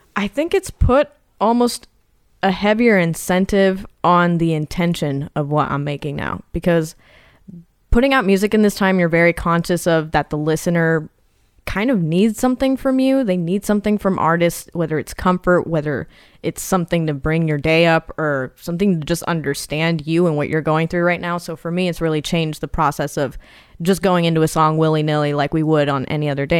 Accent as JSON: {"language": "English", "town": "Irvine", "region": "California", "country": "United States", "said": "I'm from Irvine, California. It's like an hour south from L A. It's just outskirt suburbs. It's, like, quiet down here"}